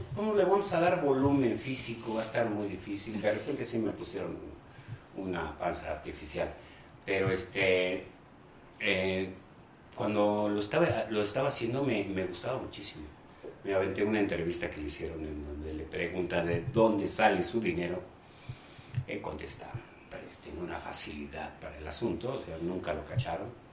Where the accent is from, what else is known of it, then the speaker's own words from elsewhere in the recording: Guadalajara, Jalisco, Mexico; also born or lived in Mexico City; Del Distrito Federal en ese entonces, y mi papá me llevó a Guadalajara al mes diciendo que yo era de Guadalajara